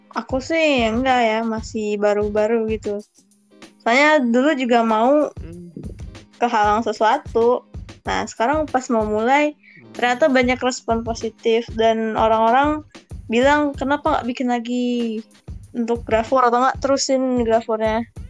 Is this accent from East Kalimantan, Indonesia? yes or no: no; Jakarta, Indonesia; Asal dari Jakarta